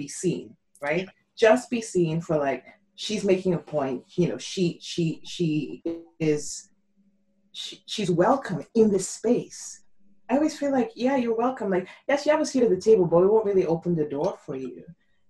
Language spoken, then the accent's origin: English; Nigeria; moved away; I'm Nigerian as well. My parents still live in Nigeria. So I grew up in a very, you know, my dad was a general in the army